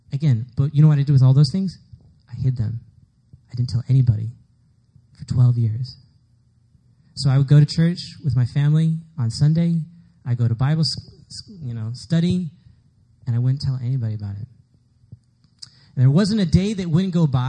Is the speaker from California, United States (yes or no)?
no; Dallas, Texas, United States; moved away; I'm from Dallas, so everybody in Dallas is pretty much Southern Baptist. So I was Southern Baptist too.